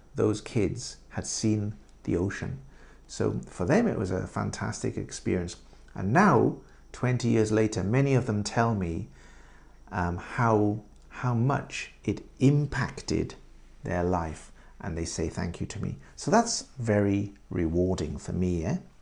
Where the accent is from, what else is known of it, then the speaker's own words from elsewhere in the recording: England, United Kingdom; moved away as an adult; now in Japan; In England, we say estate agents